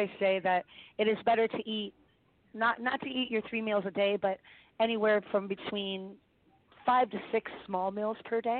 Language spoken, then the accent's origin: English; Ireland; You know? I'm Irish.